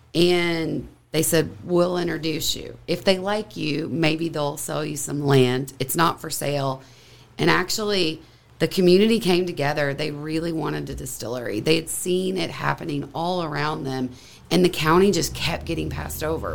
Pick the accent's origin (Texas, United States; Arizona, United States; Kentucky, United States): Kentucky, United States; We both born and raised in Kentucky